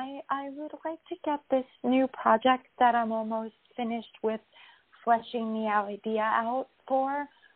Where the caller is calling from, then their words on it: New York, United States; Hi, Catherine. It's … from New York.